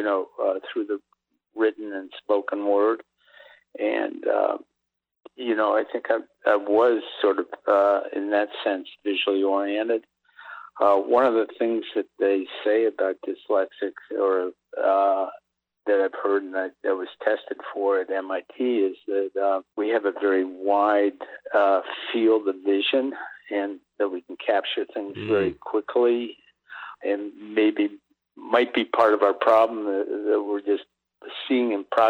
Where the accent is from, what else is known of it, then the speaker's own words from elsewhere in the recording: New Haven, Connecticut, United States; I grew up in New Haven, Connecticut, and my father was teaching at Yale